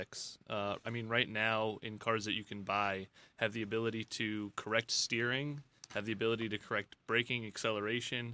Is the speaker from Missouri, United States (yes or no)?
no; Long Island, New York, United States; now in Auburn Hills, United States; originally I'm from New York